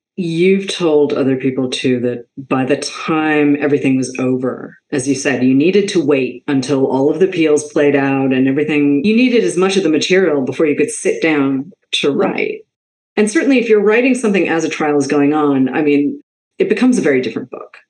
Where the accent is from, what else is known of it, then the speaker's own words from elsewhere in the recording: Boston, Massachusetts, United States; I was raised in Boston